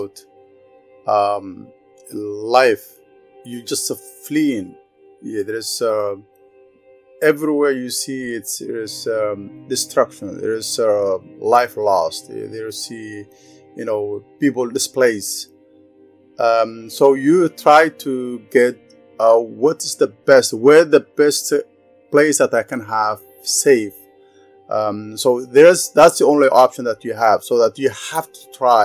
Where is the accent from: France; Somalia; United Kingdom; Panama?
Somalia; Beledweyne, Hiran; moved away as an adult; also born or lived in Kenya; now in Canada; I grew up a city called Balladwayne, and that was in the middle of the country.